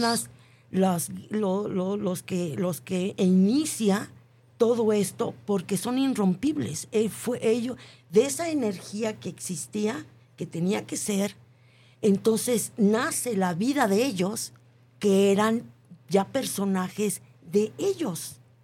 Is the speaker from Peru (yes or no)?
no; Mexico; que nosotros tenemos como mexicanos